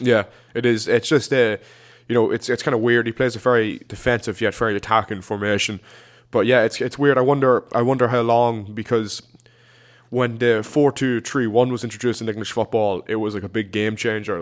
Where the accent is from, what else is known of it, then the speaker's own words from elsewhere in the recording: Ireland; we're Irish